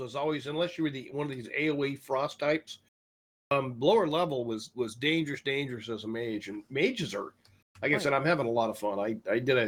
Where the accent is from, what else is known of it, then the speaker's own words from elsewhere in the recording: Alaska, United States; moved away; I was from Alaska